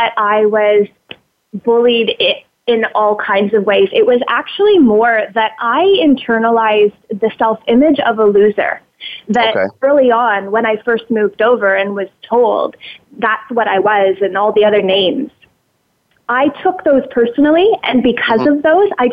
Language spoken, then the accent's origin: English; Ontario, Canada; I grew up in Ontario on a tobacco farm and living next door to my grandparents